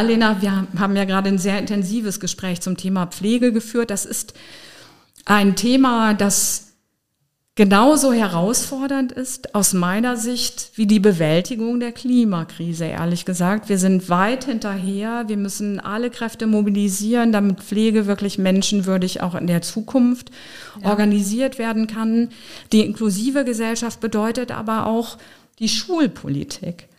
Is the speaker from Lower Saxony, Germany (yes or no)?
yes; Osnabrück, Lower Saxony, Germany; also born or lived in Berlin; now in Trier, Germany; Osnabrück ist meine Geburtsstadt. Da habe ich meine Kindheit verbracht.